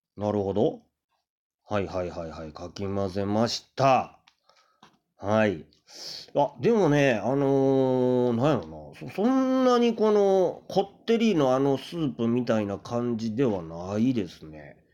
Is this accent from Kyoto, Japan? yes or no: yes; Kyoto, Japan; moved away; 僕は京都のね、生まれなんですけれども、うまあ、出町のね、あたりで、まあ、生まれ育ったんで